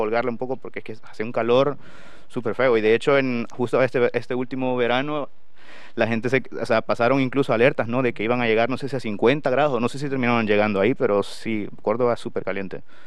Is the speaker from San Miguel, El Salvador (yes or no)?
yes; San Miguel, El Salvador; moved away as an adult; now in Valladolid, Spain; yo soy originario de San Miguel, el departamento de San Miguel y la ciudad de San Miguel